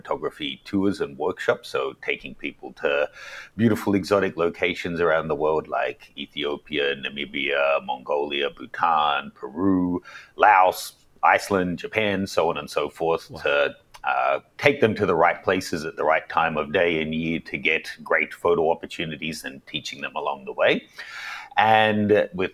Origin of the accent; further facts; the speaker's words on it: Australia; moved away as an adult; also born or lived in New York, United States; now in Hong Kong; growing up in Australia